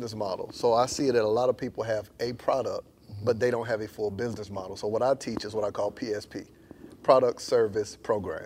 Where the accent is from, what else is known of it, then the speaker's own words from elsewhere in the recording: Panama City, Florida, United States; moved away as an adult; also born or lived in Tallahassee, Florida; now in Atlanta, United States; I'm from Panama City, Florida